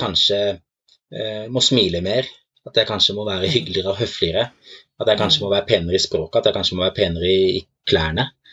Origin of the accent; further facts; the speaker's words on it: Norway; jeg er fra Norge